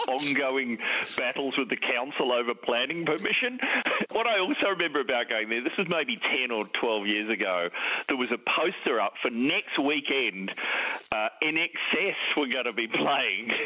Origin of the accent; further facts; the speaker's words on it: New Zealand; growing up in New Zealand in the seventies, it was compulsory to play rugby